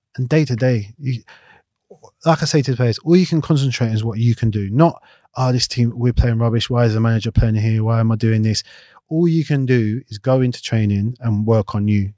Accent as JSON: {"language": "English", "region": "London", "country": "United Kingdom", "tie": "born or raised there", "also_born_or_lived": "Clapham", "said": "I grew up in Battersea"}